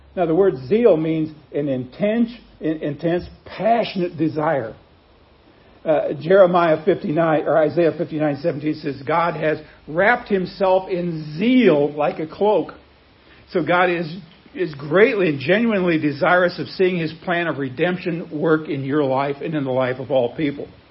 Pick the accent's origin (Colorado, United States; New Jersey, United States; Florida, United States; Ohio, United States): Colorado, United States; Wheat Ridge; also born or lived in Chicago area; now in Branson, United States; I was born in Wheat Ridge, Colorado, which is a suburb of another one, Denver